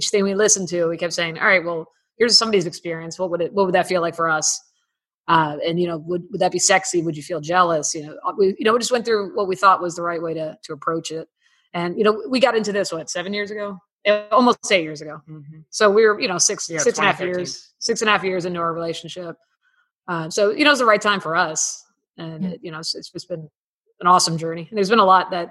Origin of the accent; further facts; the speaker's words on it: Miami, Florida, United States; I'm originally from Miami